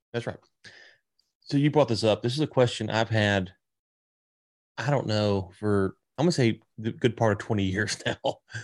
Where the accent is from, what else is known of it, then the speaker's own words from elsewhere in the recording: Louisiana, United States; also born or lived in Texas; now in Fort Worth area, Texas, United States; I'm from Louisiana, I'm in Texas now